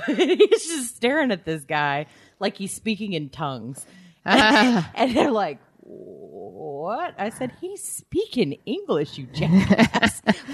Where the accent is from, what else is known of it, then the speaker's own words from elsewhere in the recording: Houston, Texas, United States; And again, I'm from Houston